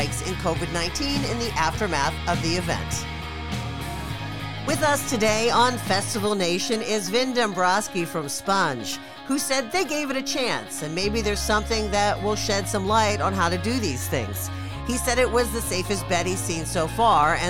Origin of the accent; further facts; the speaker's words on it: Pittsburgh, Pennsylvania, United States; now in California, United States; That's my hometown, Pittsburgh